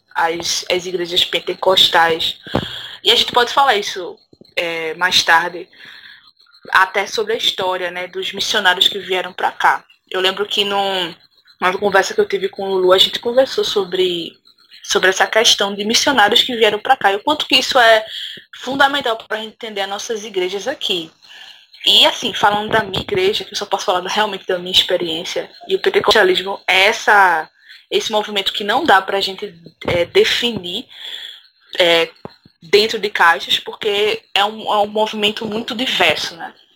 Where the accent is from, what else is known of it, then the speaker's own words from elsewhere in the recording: Recife, Pernambuco, Brazil; now in Paudalho, Brazil; eu sou de Recife, assim, fui, nasci em Recife, num, no subúrbio também, num bairro chamado